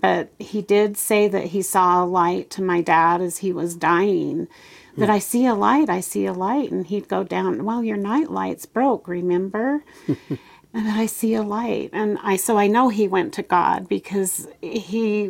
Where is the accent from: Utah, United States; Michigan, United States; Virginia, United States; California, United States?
Utah, United States; Salt Lake City; also born or lived in Bountiful, Utah / Pleasant Grove, Utah; born in Salt Lake City